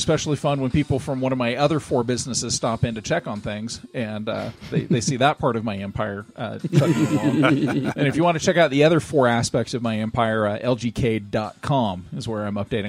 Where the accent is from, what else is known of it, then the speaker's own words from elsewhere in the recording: Southern California, United States; accent: Southern California; my Southern California accent